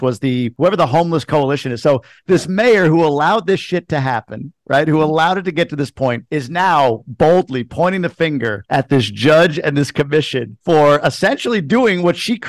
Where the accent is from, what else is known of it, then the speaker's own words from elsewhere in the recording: Long Island, New York, United States; When I grew up on Long Island